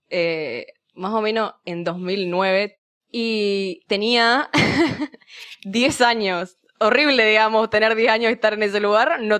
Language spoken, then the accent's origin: Spanish; Misiones, Argentina; now in Rosario, Argentina; Soy de misiones, soy de misiones, pero me, adoptó Rosario, efectivamente.